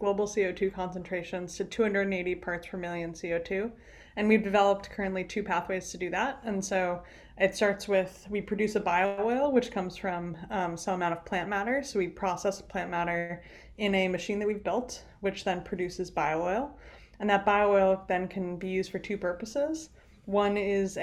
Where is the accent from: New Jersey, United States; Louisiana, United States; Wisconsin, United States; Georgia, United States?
New Jersey, United States; moved away as an adult; also born or lived in Rhode Island; my background, I grew up in New Jersey